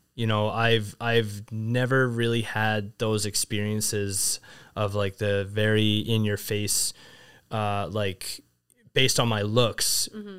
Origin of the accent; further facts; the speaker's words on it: Vernon, British Columbia, Canada; moved away as an adult; also born or lived in China; growing up in Vernon